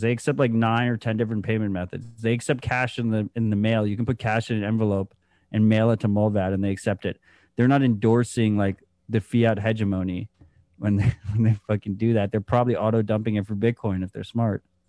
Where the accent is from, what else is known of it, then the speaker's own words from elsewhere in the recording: United States; as an American